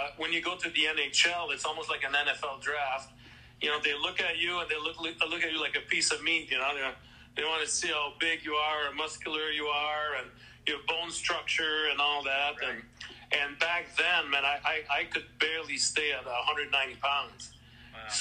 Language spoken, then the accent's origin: English; Canada; first language French; English is a second language; I barely spoke English back then. I must mention that part. I was, you know, French-Canadian.